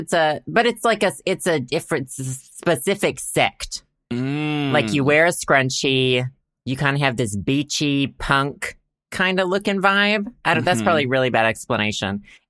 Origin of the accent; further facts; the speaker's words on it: United States; I'm American.